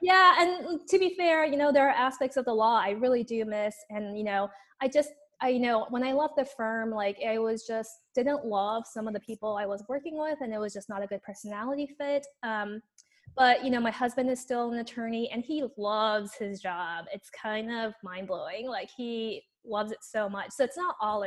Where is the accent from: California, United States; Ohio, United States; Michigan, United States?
California, United States; Los Angeles; accent: Valley girl; moved away as an adult; now in Berkeley, United States; I grew up in Los Angeles